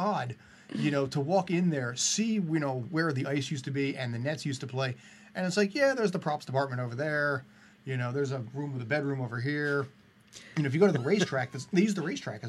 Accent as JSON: {"language": "English", "region": "New Jersey", "country": "United States", "tie": "born or raised there", "said": "Jersey, which finally, or my home state"}